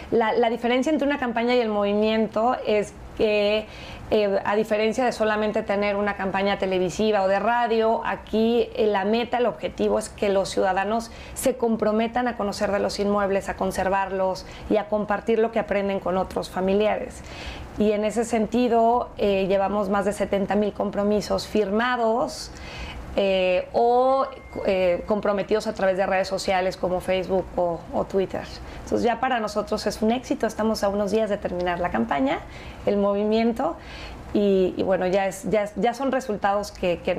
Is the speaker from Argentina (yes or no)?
no; Mexico; sentirnos más orgullosos de cómo somos como mexicanos